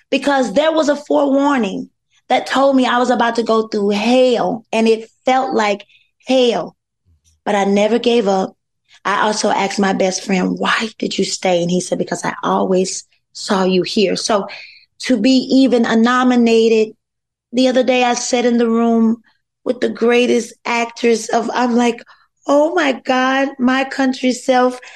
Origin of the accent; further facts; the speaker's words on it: North Carolina, United States; I'm from North Carolina